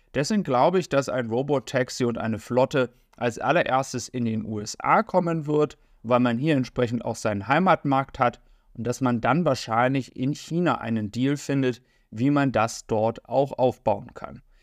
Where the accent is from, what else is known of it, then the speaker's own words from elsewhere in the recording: Germany; für uns als Deutsche jetzt hier in Europa